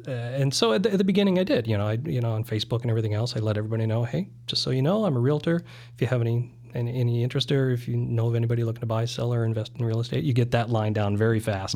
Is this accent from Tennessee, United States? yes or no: no; South Dakota, United States; also born or lived in Germany; I was born in Germany. I lived there in the first, first ten years of my life. Uh, my mom was from South Dakota, of all places. So, uh, when my parents separated, that's where we went back to. So the formative years were in South Dakota.